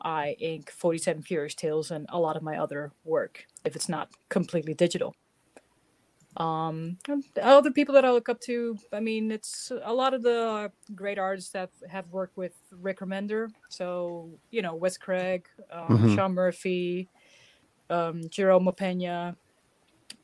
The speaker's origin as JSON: {"language": "English", "country": "Netherlands", "moved": "as an adult", "lives_now": "New Jersey, United States"}